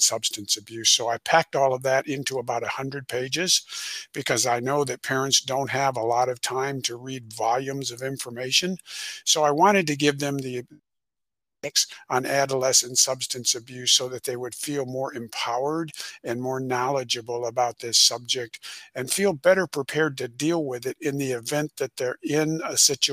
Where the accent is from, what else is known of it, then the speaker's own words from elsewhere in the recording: Rockford, Illinois, United States; I'm originally from Illinois. In Rockford, Illinois, which is about 90 miles northwest of Chicago